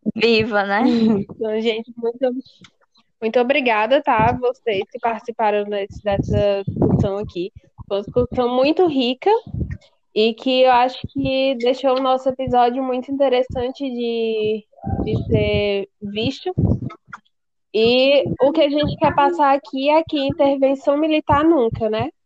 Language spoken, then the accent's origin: Portuguese; Brazil; nós, como brasileiros